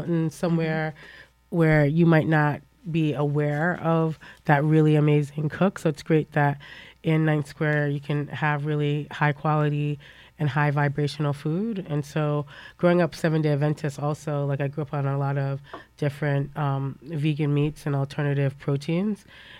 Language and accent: English; Jamaica; I'm Jamaican.